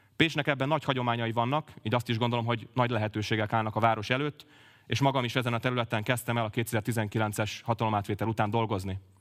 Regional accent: Pécs, Baranya, Hungary; also born or lived in Budapest; én egy 29 éves pécsi közgazdász vagyok. Uránvárosban nőttem fel

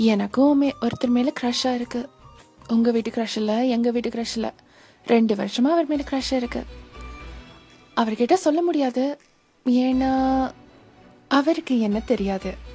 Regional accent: United States; நான் இங்கே யுனைடெட் ஸ்டேட்ஸ்லேயே பிறந்து வளர்ந்த பொண்ணு

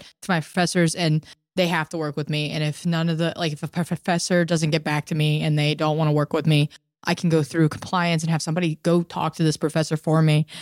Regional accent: Georgia, United States; moved away as an adult; now in Philadelphia, United States; I'm from Georgia, so, like, it was a fifteen-hour car ride from home

